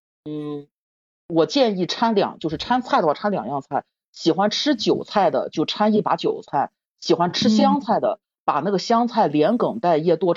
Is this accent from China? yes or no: yes; Shandong, China; 也是我们山东人。